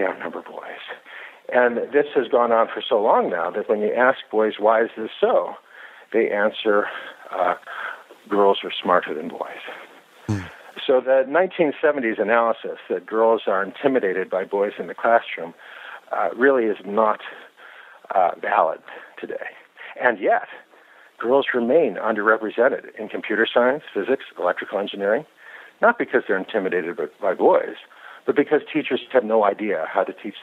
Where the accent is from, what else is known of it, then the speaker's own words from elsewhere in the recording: United States; I grew up in the United States